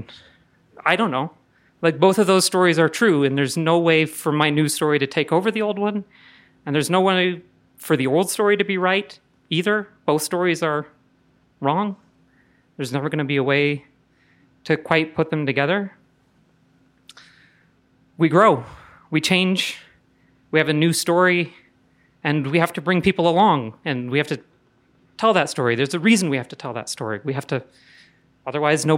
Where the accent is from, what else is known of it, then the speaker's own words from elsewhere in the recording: Indiana, United States; moved away as an adult; now in Denver, United States; I'm from Indiana